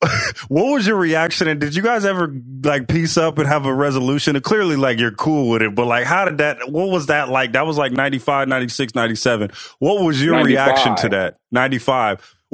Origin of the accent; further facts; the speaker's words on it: the Bay Area, California, United States; I'm from the Bay